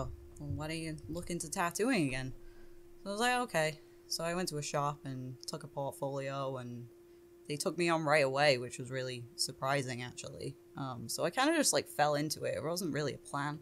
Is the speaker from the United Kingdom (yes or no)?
yes; England, United Kingdom; moved away; I'm obviously from England.